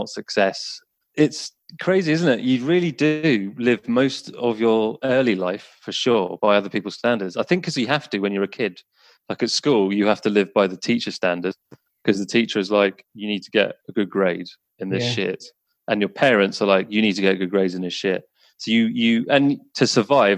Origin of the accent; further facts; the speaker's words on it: England, United Kingdom; I'm from England